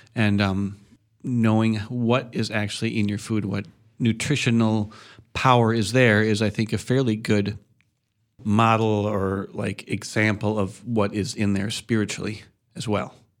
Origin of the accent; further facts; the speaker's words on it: Madison, Wisconsin, United States; also born or lived in Chicago / Middle Ridge / Coon Valley; I was born in Chicago. I lived for a little while up in Middle Ridge when we were moving to Madison, and then I spent my childhood in Madison